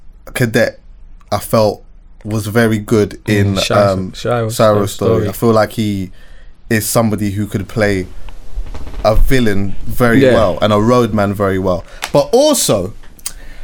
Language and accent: English; Jamaica; as a Jamaican, I would know if I'm listening to him.